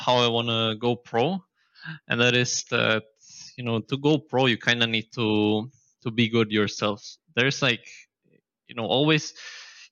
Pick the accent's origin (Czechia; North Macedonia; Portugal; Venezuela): Czechia; Prague; I was born in Prague in Czech Republic, and I'm living here my entire life.